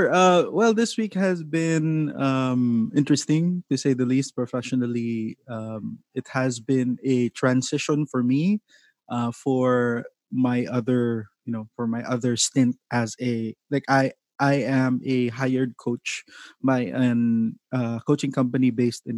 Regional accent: Davao City, Davao Region, Philippines; I'm from Davao City.

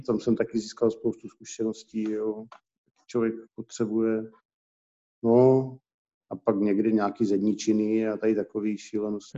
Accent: Olomouc, Olomouc Region, Czechia; Z Olomouci jsem původně, jsem a rodilej.

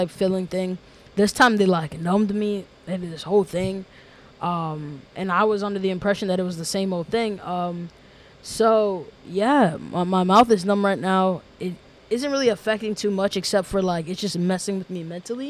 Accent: New York City, New York, United States; moved away as an adult; now in Massachusetts, United States; I'm originally from New York City

